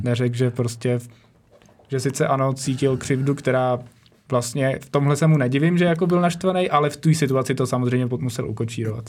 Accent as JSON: {"language": "Czech", "country": "Czechia", "said": "jako Češi"}